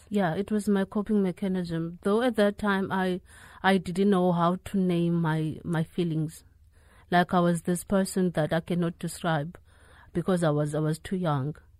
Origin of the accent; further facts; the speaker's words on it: Eastern Cape, South Africa; I was raised in the Eastern Cape